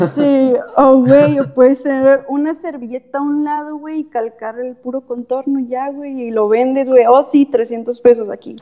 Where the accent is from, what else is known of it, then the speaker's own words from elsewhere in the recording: Tecate, Baja California, Mexico; yo soy de Tecate